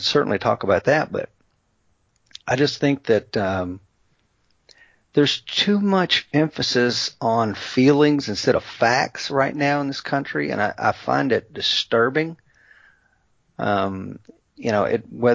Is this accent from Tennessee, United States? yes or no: yes; East Tennessee, United States; I'm from Scots-Irish folk here in East Tennessee